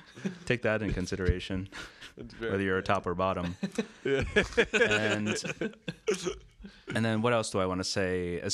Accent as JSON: {"language": "English", "region": "New Jersey", "country": "United States", "said": "I come from New Jersey."}